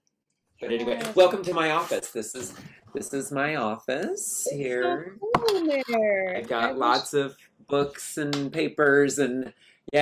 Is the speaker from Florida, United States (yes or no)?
no; Sacramento, California, United States; moved away as an adult; also born or lived in Utah / Los Angeles; now in Long Beach, United States; I grew up in Sacramento